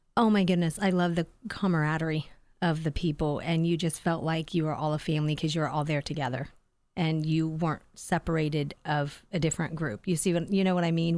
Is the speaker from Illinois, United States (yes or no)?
no; Sugar Grove, Ohio, United States; also born or lived in Lancaster, Ohio; when I was about five and a half, my parents, uh, got a house out in the hills of Sugar Grove. So, I was, uh, that country girl